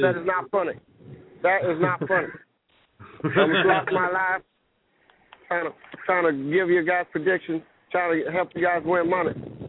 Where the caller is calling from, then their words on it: Massachusetts, United States; I'm calling from Massachusetts.